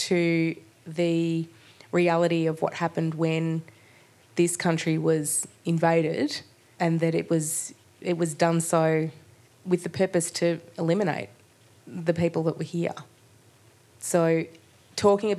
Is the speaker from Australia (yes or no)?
yes; Port Fairy, Victoria, Australia; also born or lived in Melbourne; I've always lived in Victoria. I was born here in Naam, in Melbourne, and grew up down on Gunditjmara country in Port Fairy.